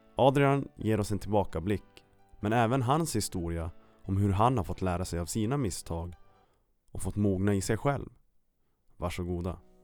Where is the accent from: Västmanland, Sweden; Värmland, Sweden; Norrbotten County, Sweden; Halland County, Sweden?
Norrbotten County, Sweden; Kiruna; born or raised there